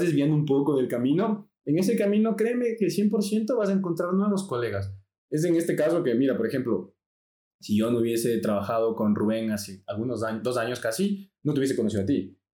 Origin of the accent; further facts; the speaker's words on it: Ecuador; yo soy latino. Vivo en Ecuador